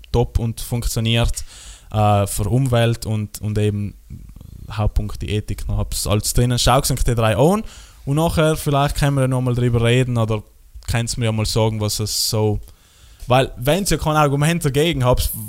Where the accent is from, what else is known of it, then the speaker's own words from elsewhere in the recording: Trentino-Alto Adige, Italy; bei uns in Südtirol